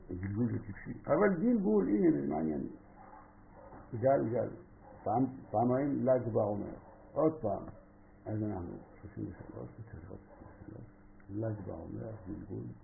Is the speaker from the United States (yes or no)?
no; France; Hebrew is a second language; moved away; אני צרפתי